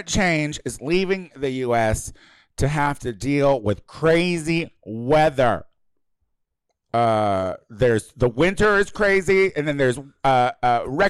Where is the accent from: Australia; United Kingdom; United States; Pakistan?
United States; Central Illinois; moved away; I am from Illinois, yeah. Central Illinois originally, and I thought Lanford was a real town. Because it was so my town.